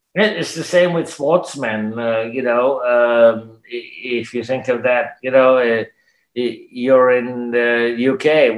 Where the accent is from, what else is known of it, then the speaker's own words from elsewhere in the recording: Canada; I'm a Canadian, I speak English